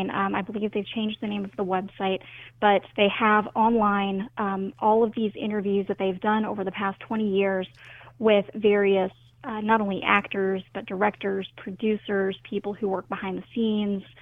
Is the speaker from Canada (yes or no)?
no; Southern United States, United States; I, as a Southerner, I am fascinated by Southern stereotypes